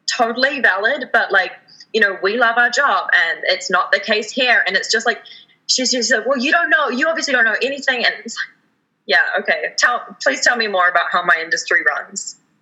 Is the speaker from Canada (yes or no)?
yes; Canada; we have as Canadian citizens